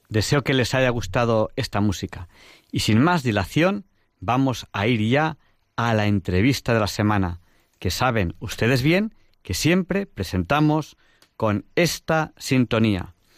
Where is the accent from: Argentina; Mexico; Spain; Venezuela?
Spain; Barcelona, Catalonia; also born or lived in Segovia; now in Madrid, Spain; yo soy de Barcelona, pero en un momento dado me trasladé a vivir a Madrid